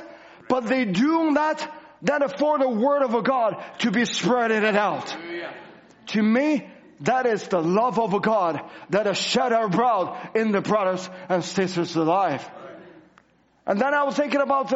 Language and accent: English; China; moved away; I go back to China, and I go back to my hometown